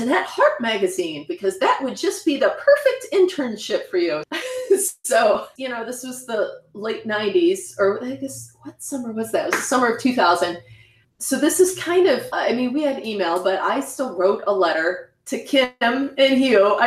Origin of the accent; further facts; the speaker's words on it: Indiana, United States; I grew up in Indiana in a little town, nowhere near Bloomington